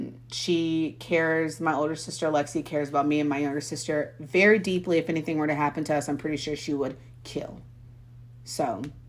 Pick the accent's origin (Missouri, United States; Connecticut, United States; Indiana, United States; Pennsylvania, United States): Missouri, United States; born there; So I was born in Missouri, and then I don't know if we like moved to Texas whenever I was like younger